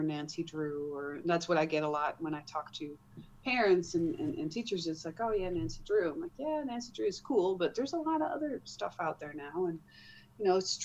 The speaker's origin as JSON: {"language": "English", "country": "Netherlands", "tie": "born or raised there", "moved": "as an adult", "lives_now": "United States", "said": "I grew up in the Netherlands, got married, and then been moving around."}